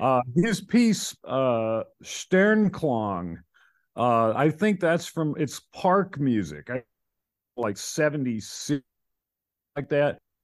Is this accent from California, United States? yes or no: no; North Carolina, United States; I'm from North Carolina